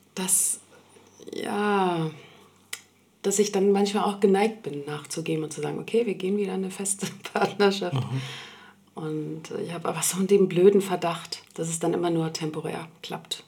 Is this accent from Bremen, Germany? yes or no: no; Berlin, Germany; also born or lived in Sweden; ich bin schon seit meiner Kindheit in Berlin. Ich komme ursprünglich aus Schweden und bin hier aufgewachsen